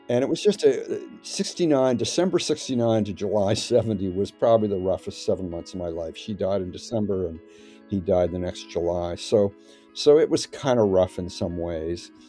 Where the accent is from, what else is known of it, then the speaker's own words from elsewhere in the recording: Canada; Well, it was, um, I mean, pretty good.